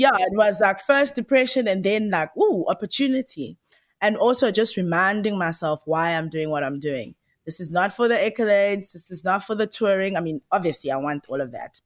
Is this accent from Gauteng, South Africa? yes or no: no; Msinga, KwaZulu-Natal, South Africa; moved away; also born or lived in Durban; Where I was born was, uh, rural K Z N. It's a place called M C Inga